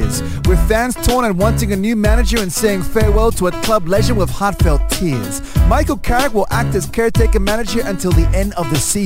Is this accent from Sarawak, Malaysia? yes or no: yes; Sarawak, Malaysia; from my home state